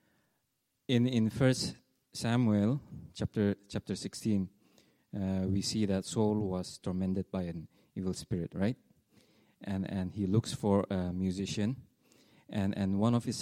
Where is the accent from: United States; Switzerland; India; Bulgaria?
India; Nagaland; we are from India, northeastern part of India. It's a place called Nagaland